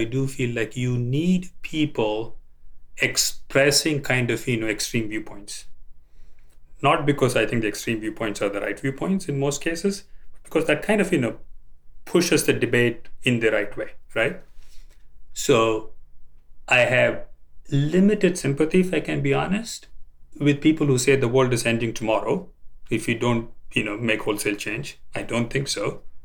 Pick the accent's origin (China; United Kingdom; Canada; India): India; moved away; I grew up in India